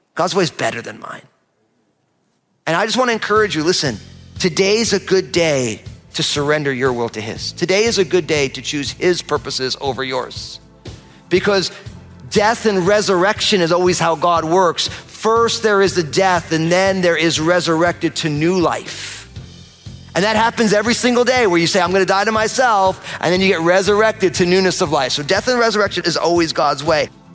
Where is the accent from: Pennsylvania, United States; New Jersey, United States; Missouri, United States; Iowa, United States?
New Jersey, United States; I'm from New Jersey